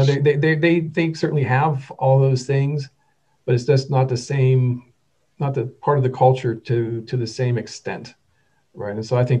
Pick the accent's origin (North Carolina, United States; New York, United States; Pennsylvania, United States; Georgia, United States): Pennsylvania, United States; north of Pittsburgh, Western; So I guess growing up, I grew up in Western Pennsylvania, a little bit north of Pittsburgh.